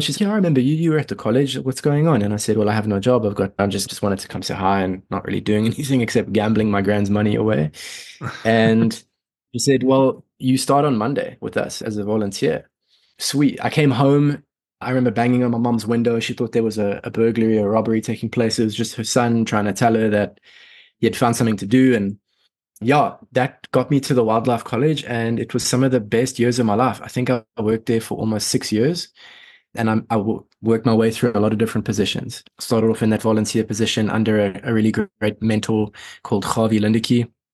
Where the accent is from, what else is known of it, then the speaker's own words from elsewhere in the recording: Sabie, Mpumalanga, South Africa; also born or lived in Johannesburg, South Africa; So I was born and raised there until I was seven. And then my parents decided to get out of the rat race, out of the city. And we moved to a very small forestry town called Sabi